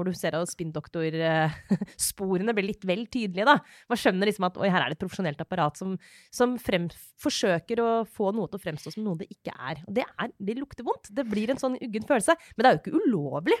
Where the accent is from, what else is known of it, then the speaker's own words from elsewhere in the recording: Norway; der jeg kommer fra, liksom, i drabantbyen utafor Oslo